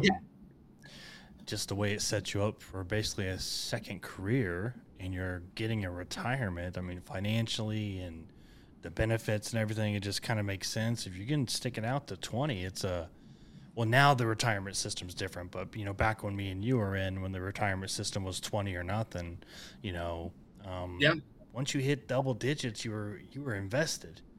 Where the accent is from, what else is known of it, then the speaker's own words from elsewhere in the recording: Enid, Oklahoma, United States; I grew up in Enid, north of that.